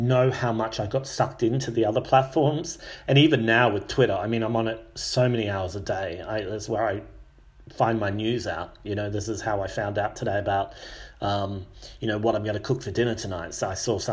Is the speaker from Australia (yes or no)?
yes; Australia; moved away; also born or lived in United Kingdom / Mexico; I'm from Australia. And I've lived in the UK for a long time. I've lived in Mexico.